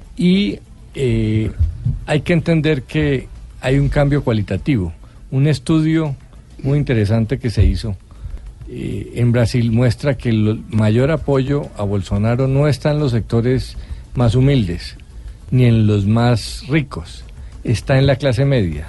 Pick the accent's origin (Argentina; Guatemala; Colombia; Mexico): Colombia; somos los colombianos